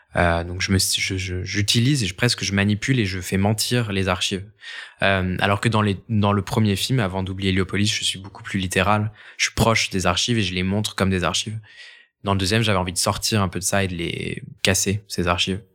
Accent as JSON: {"language": "French", "town": "Angers", "region": "Pays de la Loire", "country": "France", "tie": "born or raised there", "said": "j'ai grandi à Angers"}